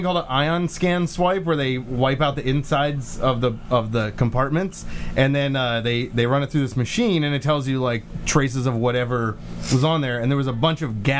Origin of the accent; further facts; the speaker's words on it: East Coast, United States; moved away as an adult; also born or lived in Cleveland, Ohio; I didn't grow up there. I grew up on the East Coast. I was in Cleveland from the time I was like 20 until I was 27.